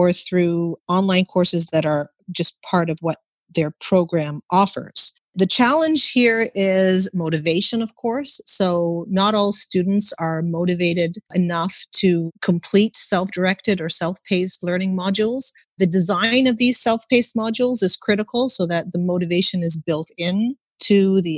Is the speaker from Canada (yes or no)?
yes; Canada; I was born and raised in Canada, and I never took an exam in primary school.